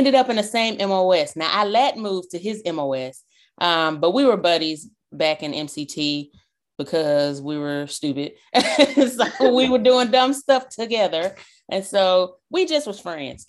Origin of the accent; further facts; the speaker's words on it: the South, United States; I'm from the South.